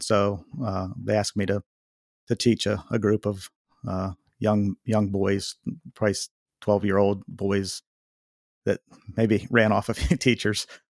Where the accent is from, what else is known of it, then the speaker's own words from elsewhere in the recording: Waynesburg, Pennsylvania, United States; also born or lived in Connecticut; I was born here in Waynesburg, Pennsylvania, and, uh, you know, grew up a church going young man